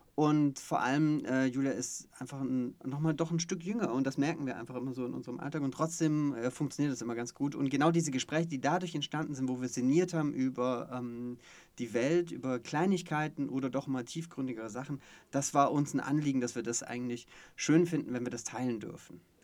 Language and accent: German; Stuttgart, Baden-Württemberg, Germany; ich bin sogar gebürtiger Stuttgarter ah, ja, ähm, ja, und äh, bin dann in der Nähe von Stuttgart aufgewachsen